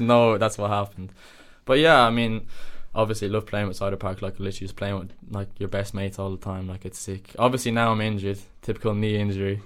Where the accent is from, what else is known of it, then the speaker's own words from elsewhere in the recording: Dublin, Leinster, Ireland; moved away as an adult; now in The Hague, Netherlands; I was born in Dublin, obviously, but I lived just outside Dublin City, like 25 minutes outside Dublin City. I lived in Ireland all my life.